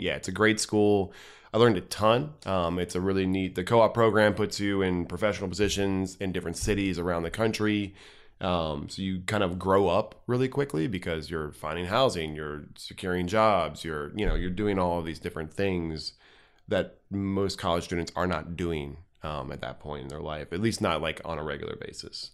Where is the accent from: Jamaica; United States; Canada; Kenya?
United States; Cincinnati, Ohio; grew up in Clifton